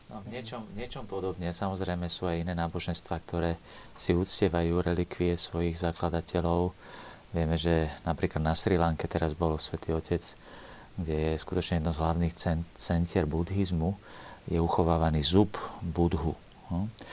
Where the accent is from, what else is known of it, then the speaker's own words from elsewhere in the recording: Slovakia; also born or lived in Italy; My sme Slováci, povedzme, v Strednej Európe